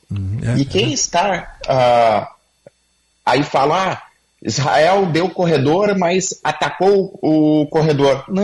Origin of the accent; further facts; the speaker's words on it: Viamão, Rio Grande do Sul, Brazil; Sou, lá de Itapuã, lá de Viamão aqui.